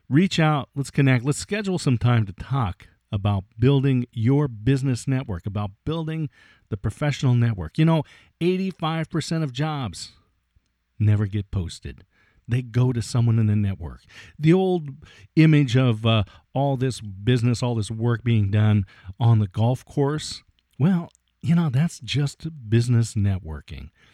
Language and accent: English; Oregon State University, United States; It was held in my hometown here at Oregon State University